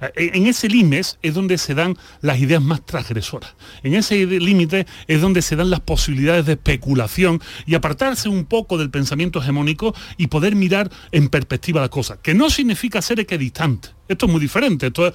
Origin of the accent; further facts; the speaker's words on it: Seville, Andalusia, Spain; moved away as an adult; also born or lived in Mexico; Si yo soy de Sevilla, si yo me crio en la Macarena